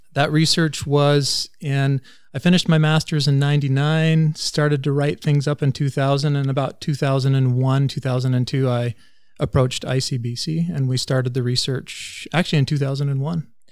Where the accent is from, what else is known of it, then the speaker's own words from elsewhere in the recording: Vanderhoof, British Columbia, Canada; moved away as an adult; also born or lived in California; I grew up in Vanderhoof and went to high school at N V S S.